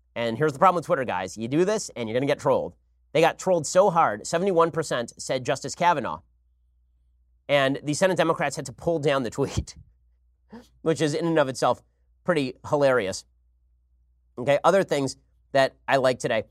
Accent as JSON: {"language": "English", "country": "United States"}